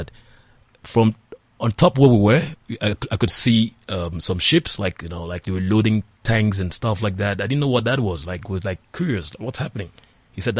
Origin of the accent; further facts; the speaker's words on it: Calabar, Cross River, Nigeria; I'm a Nigerian from the southern part of Nigeria, precisely Calabar, from Cross River State